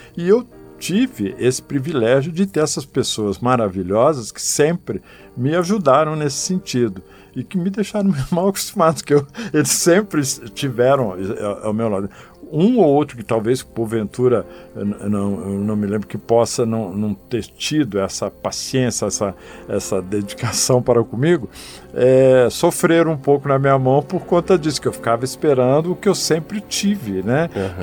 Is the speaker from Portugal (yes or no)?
no; Penápolis, São Paulo, Brazil; moved away as an adult; now in Brasília, Brazil; sempre fiz teatro amador lá na minha cidade, no interior uhum. de São Paulo, em Penápolis.